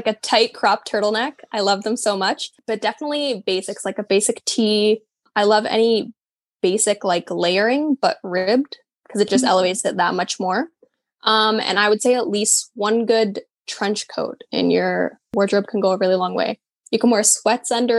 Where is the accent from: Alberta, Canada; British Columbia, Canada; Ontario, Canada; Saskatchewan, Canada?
Alberta, Canada; Calgary; moved away as an adult; now in Vancouver, Canada; I'm originally from Calgary and I moved to Vancouver. I've been here almost 2 years now